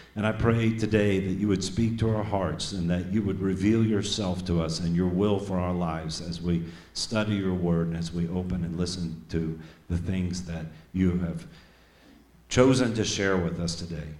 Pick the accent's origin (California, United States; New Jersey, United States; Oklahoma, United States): Oklahoma, United States; Tulsa; accent: southern; moved away; also born or lived in Iowa; I was born in Tulsa, Oklahoma. And when I moved to Iowa for the first time, people said I sounded like a hick. They said, You got such a southern accent